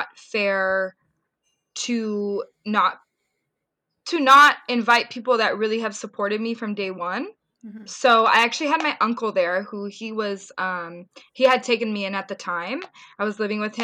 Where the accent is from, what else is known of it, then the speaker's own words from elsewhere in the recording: Orange County, California, United States; also born or lived in Ventura County, California / Bay Area, California; technically I was born in Ventura County and then I moved to Orange County, but I was raised in Orange County for what, 7 years of my life. I went to high school there